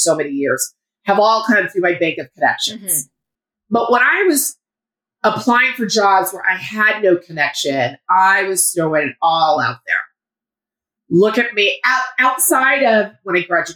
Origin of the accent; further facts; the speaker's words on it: Colorado, United States; also born or lived in France; I was born in France, raised in Colorado. Parents are from Houston.